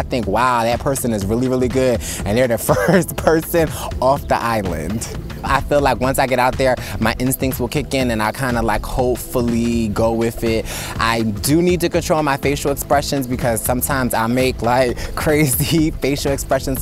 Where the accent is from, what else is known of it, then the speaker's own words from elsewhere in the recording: Philadelphia, Pennsylvania, United States; I'm from Philadelphia, PA